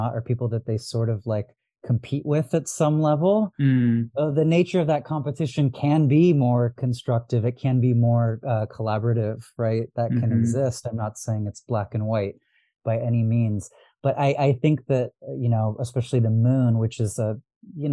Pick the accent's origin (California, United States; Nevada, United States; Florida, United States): California, United States; Los Angeles; first language Arabic; English is a second language; I'm from Los Angeles originally, and I'm like, I used to go to Griffith Observatory